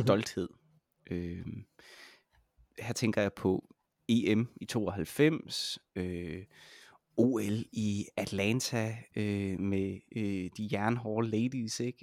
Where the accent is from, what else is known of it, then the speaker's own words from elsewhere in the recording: Denmark; som dansker